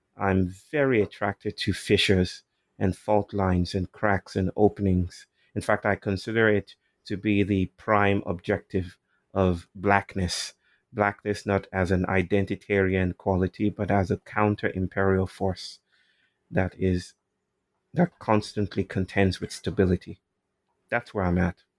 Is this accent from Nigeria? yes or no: yes; Nigeria; I'm from Nigeria, and um, I was just telling a story a while ago about awakenings, how I was um, brought up in a largely Christian world.